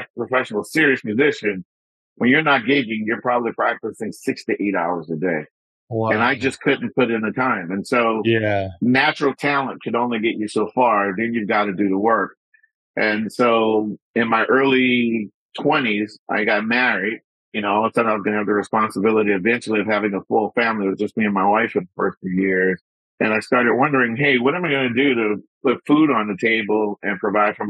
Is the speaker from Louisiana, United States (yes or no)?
yes; New Orleans, Louisiana, United States; I'm originally from New Orleans, son of a Baptist minister. And so my musical background actually started in church.